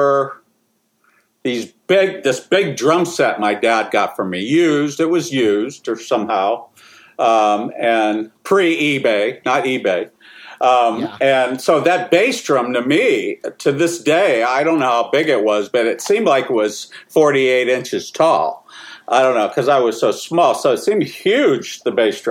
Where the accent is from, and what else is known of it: Sharon, Pennsylvania, United States; born or raised there